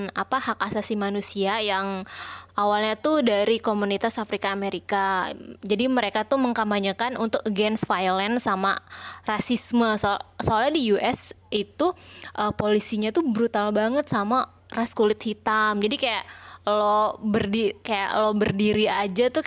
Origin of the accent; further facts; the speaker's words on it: Indonesia; karena kalau gue lihat isu BLM ini kan memang kita sebagai orang Indo mungkin gak relate ya